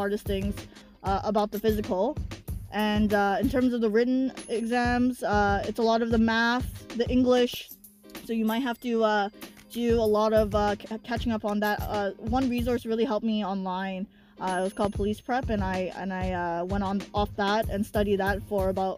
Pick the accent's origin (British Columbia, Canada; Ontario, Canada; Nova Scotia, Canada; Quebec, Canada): Ontario, Canada; Drayden Fish; I grew up in Drayden Fish just like Nancy did